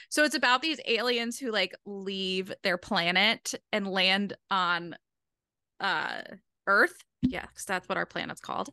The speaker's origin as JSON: {"language": "English", "region": "Rhode Island", "country": "United States", "said": "I'm from Rhode Island and the accent's comforting"}